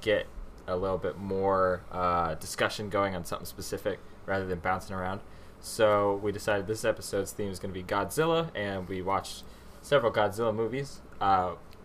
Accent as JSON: {"language": "English", "region": "Minnesota", "country": "United States", "tie": "born or raised there", "moved": "yes", "said": "my hometown in Minnesota"}